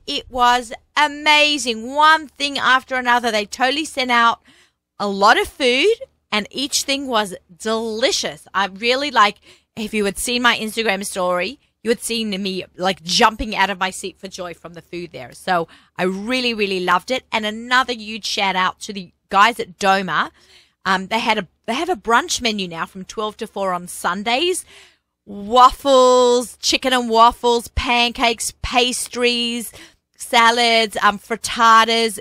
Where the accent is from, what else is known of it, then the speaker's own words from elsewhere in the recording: Australia; accent: Aussie; now in New York, United States; I'm Australian